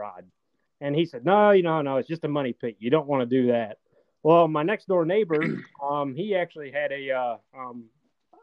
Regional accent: Wolf Lake, Indiana, United States; I grew up here in a small little hometown of Wolf Lake, Indiana, northeastern Indiana

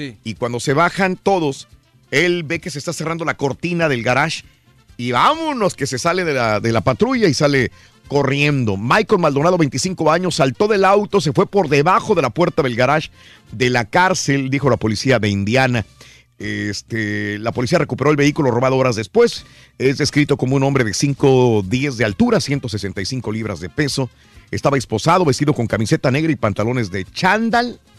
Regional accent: Mexico; now in United States; Sí, soy mexicano, pero vivo en Estados Unidos.

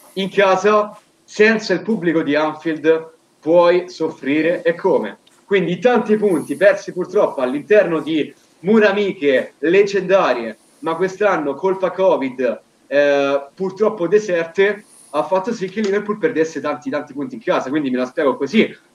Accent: Rome, Lazio, Italy; dalle mie parti prettamente capitoline

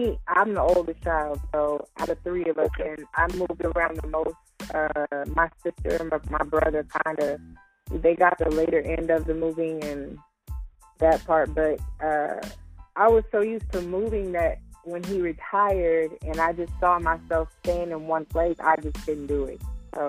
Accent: Georgia, United States; Well, no, we were in Georgia. I fell in love with the team, Miami Heat. But that's always been my team. I haven't lived in Miami.

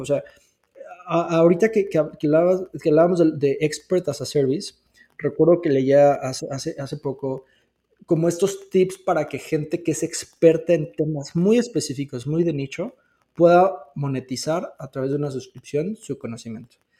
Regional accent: Mexico; somos mexicanos

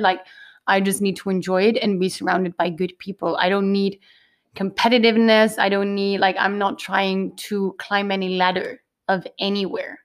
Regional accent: Canary Islands, Spain; I am originally from the Canary Islands.

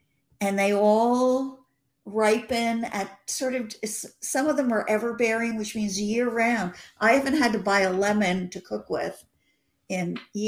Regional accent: New York, United States; now in Los Angeles, United States; But a part of me feels like I'm still a New Yorker.

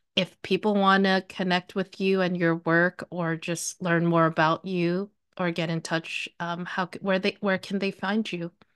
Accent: New York, United States; I'm not from Ohio. I grew up in New York

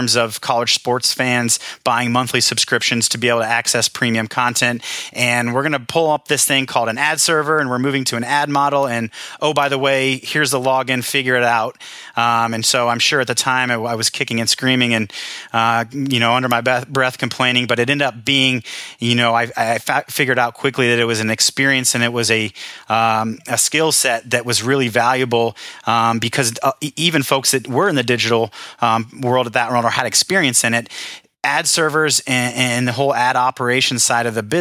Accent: Story, Indiana, United States; I grew up in Story, population five, me, my brother, my sister, my mom and dad

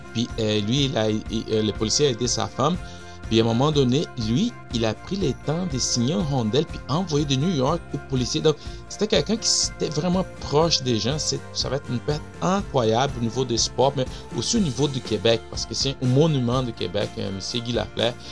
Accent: Brazil; French is a second language; now in Montreal, Canada; je viens du Brésil

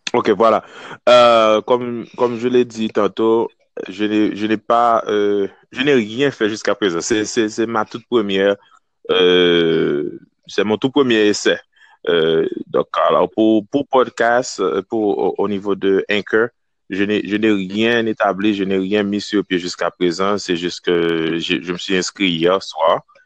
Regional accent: Kenscoff, Ouest, Haiti; moved away as an adult; now in Wisconsin, United States; je suis né, je grandis en Haïti jusqu'à l'âge de 19 ans

